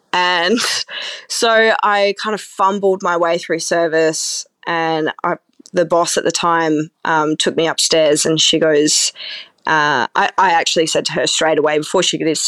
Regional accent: South Australia, Australia; my best friend, I've known since I was, you know, 13 years old. We grew up together in the Barossa. So it's certainly a community.

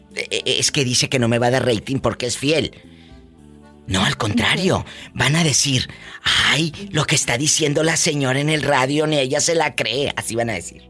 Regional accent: Matamoros, Tamaulipas, Mexico; yo soy de Matamoros, Tamaulipas

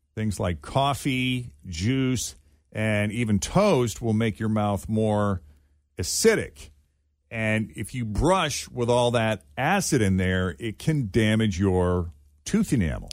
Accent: Massachusetts, United States; moved away; I grew up in Massachusetts

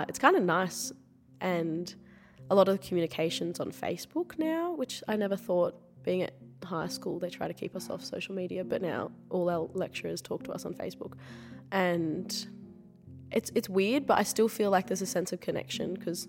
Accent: Sydney, New South Wales, Australia; moved away as an adult; now in Wollongong, Australia; my school MLC in Sydney

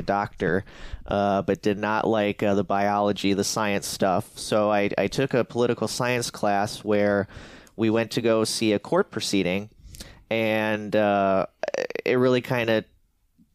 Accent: Eau Claire, Wisconsin, United States; also born or lived in Milwaukee, Wisconsin; I grew up in the Eau Claire area, but went to Altoona High School

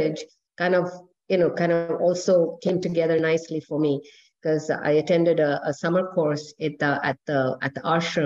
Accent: New Delhi, Delhi, India; moved away; also born or lived in Puttaparthi, India; Growing up in New Delhi. Well, I, by the grace of God, I come from wealthy parents

